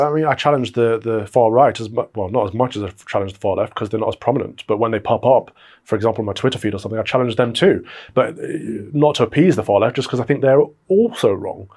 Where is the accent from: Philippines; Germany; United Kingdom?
United Kingdom; We're all British